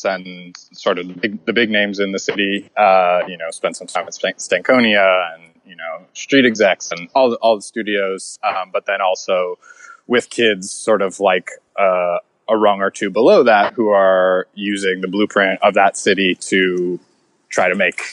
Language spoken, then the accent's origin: English; Orlando, Florida, United States; moved away; also born or lived in Atlanta; I grew up in Florida. So I grew up in the South